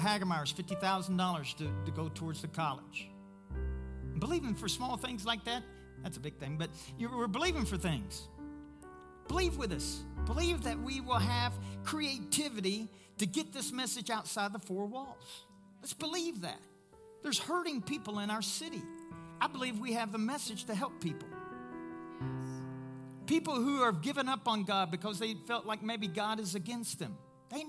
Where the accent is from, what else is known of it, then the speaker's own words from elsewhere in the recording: Pueblo, Colorado, United States; I'm from Pueblo, Colorado, best city on the planet.